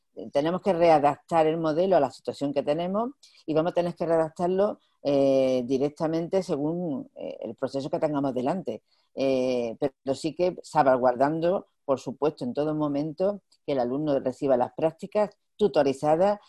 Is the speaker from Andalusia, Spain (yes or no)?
yes; Andalusia, Spain; como buena andaluza